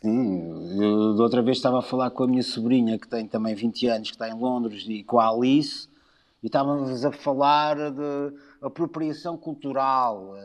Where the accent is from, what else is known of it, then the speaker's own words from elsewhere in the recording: Lisbon, Portugal; moved away; eu adoro Lisboa, sou de Lisboa